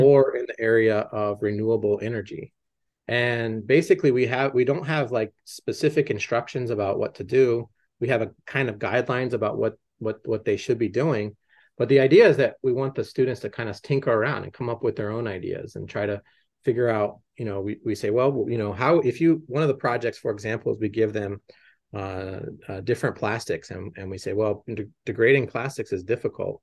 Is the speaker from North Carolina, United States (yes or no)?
no; Las Cruces, New Mexico, United States; moved away as an adult; also born or lived in Boston; growing up in Las Cruces